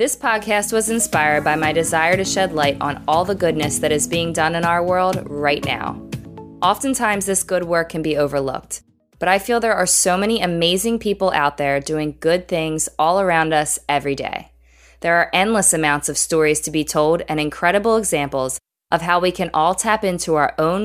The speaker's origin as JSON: {"language": "English", "town": "Philadelphia", "region": "Pennsylvania", "country": "United States", "tie": "born or raised there", "said": "I was born and raised in the Philadelphia area where I live today"}